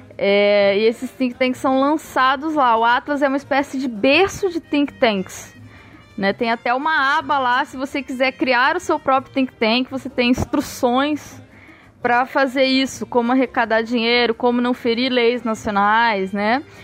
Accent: Osasco, São Paulo, Brazil; now in Rio de Janeiro, Brazil; eu venho de Osasco, mas eu moro no Rio de Janeiro.

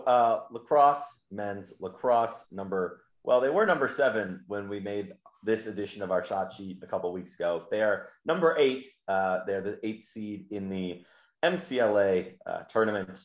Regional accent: River Forest, Illinois, United States; there's a Concordia University in my hometown of River Forest, Illinois

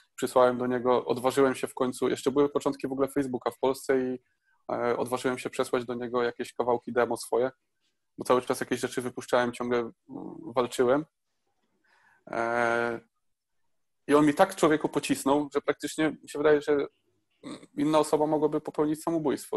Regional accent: Poland; moved away as an adult; also born or lived in Bydgoszcz; Ja pochodzę ze wsi

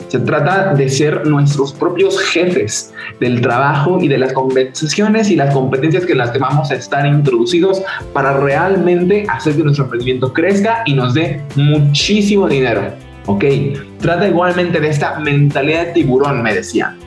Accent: Cuernavaca, Morelos, Mexico; soy de México, de Cuernavaca específicamente, una ciudad un poco pequeña al lado de, al lado de la capital

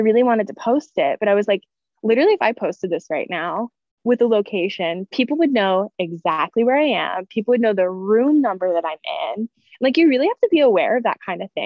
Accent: near Baltimore, Maryland, United States; when I'm in the US, I'll say that I'm from Baltimore, which is not true. Like we're not technically from Baltimore.

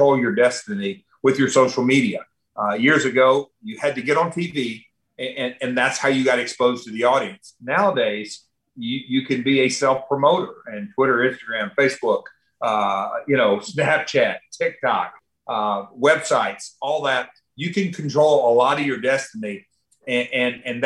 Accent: Nashville, Tennessee, United States; I'm from Nashville, Music City

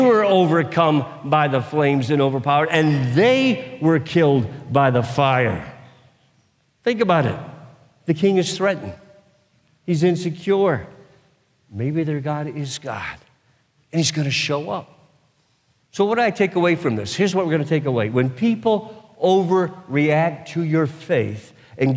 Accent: United States; I've been born and raised in the United States of America

